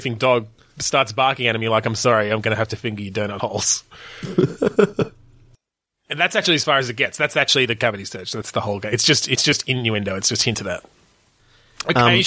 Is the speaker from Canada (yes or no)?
no; Australia; We're Australian